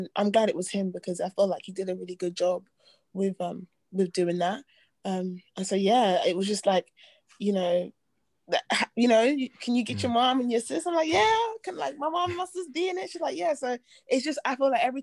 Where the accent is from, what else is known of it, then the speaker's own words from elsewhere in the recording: London, United Kingdom; also born or lived in Nigeria; we're both from Southeast.